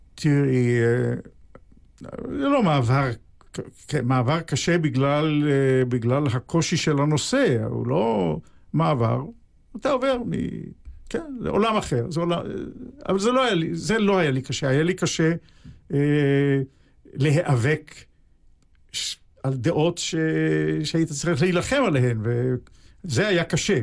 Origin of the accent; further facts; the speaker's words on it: Haifa, Haifa District, Israel; בעצם לא בחיפה, אלא בשכונה על יד חיפה שנקראת בת גלים. זאת שכונת הולדתי.